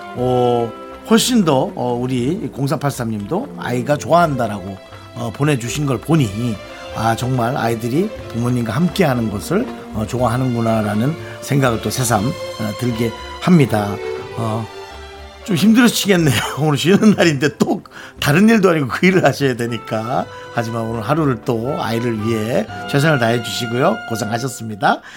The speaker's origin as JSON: {"language": "Korean", "region": "Gangwon", "country": "South Korea", "accent": "Gangwon dialect", "said": "우린 강원도 사투리에서 늘 얘기하지만"}